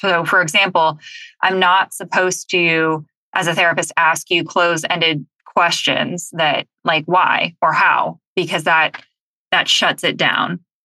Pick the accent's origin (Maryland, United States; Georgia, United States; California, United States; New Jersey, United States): California, United States; Southern; I grew up in Southern California